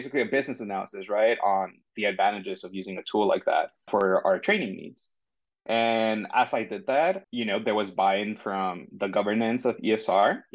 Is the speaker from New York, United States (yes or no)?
no; San Diego, California, United States; also born or lived in Tijuana, Mexico; I'm from San Diego. I was born in San Diego, lived here for some time. Then I actually moved across the border to Tijuana and lived there for about 9 years before coming back